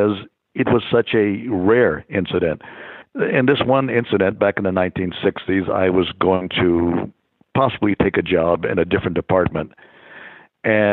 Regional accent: Santa Barbara, California, United States; When I was a kid growing up in Santa Barbara

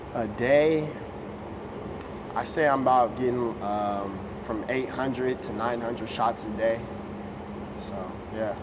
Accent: Las Vegas, Nevada, United States; I'm from Vegas

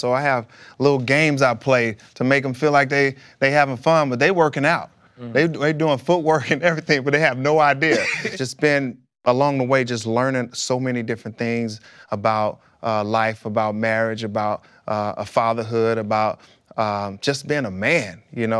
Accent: Pine Bluff, Arkansas, United States; With my wife, we grew up together in Pine Bluff.

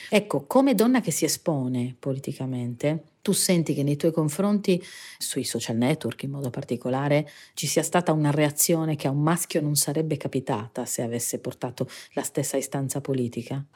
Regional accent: Sardinia, Italy; Io in particolare vengo dalla Sardegna, quindi siamo lo scenario naturale di una cartolina idilliaca

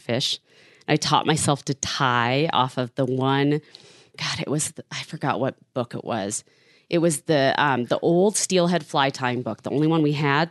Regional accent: Shoreline, Washington, United States; I was born in Shoreline, Washington. and raised in the same area.

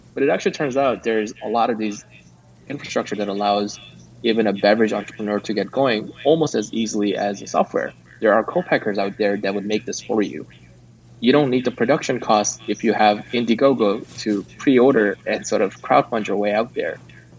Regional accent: California, United States; I come from Silicon Valley

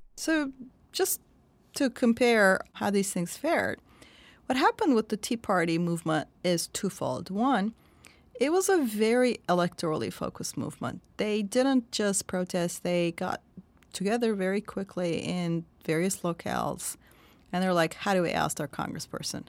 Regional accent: Turkey; born or raised there

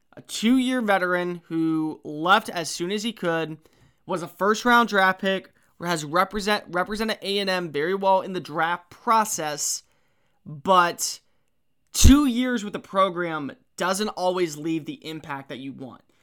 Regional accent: Texas, United States; I grew up in Texas

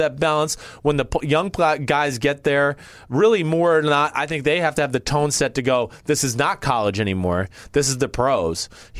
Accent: New Jersey, United States; I was from Jersey, and I was going to prove to everybody else on my team that I was from Jersey.

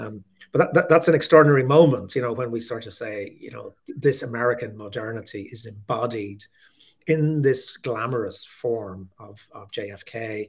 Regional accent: Ireland; Catholic nationalist Ireland, which is the majority and the culture that I grew up in.

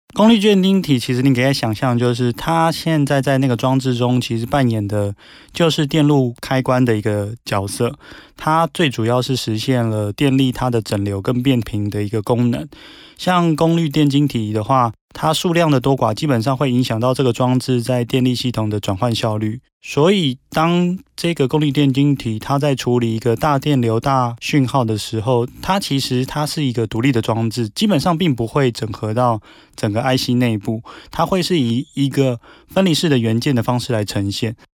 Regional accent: Taiwan; 我们台湾这边

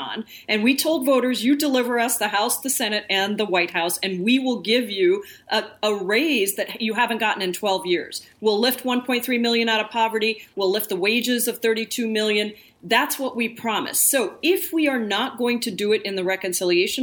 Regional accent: Washington, United States; I'm from Washington State

